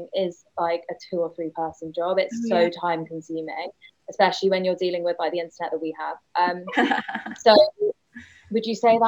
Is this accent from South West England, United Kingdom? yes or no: yes; South West England, United Kingdom; I am from Devon, brought up in Devon, trained in California